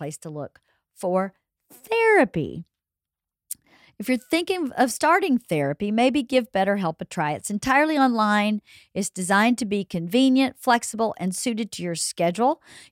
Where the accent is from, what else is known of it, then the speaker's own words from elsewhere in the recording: Georgia, United States; now in Southern California, United States; growing up in Georgia